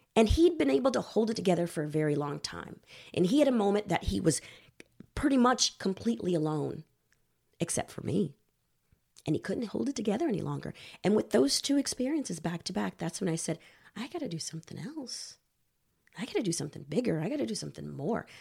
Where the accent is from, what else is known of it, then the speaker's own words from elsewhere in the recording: Houston, Texas, United States; moved away as an adult; also born or lived in Los Angeles; I'm originally from Houston, Texas